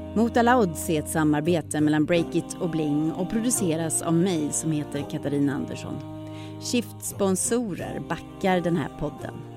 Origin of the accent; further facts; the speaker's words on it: Skåne, Sweden; Jag som är från Skåne